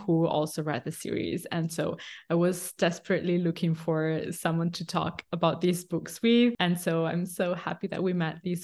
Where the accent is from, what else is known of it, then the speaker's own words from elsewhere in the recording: northeastern Italy, Italy; now in Milan, Italy; I grew up in the countryside in northeastern Italy, but now I live in Milan.